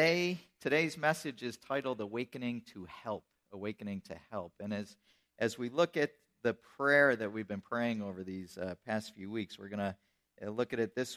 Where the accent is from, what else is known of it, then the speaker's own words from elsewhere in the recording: Colesville, New York, United States; moved away; I grew up outside of Buffalo